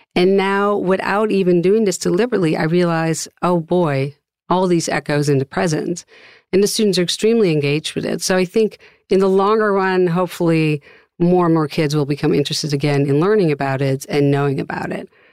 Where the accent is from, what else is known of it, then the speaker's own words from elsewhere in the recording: Amsterdam, North Holland, Netherlands; moved away as an adult; now in United States; I'm originally from Amsterdam, the Netherlands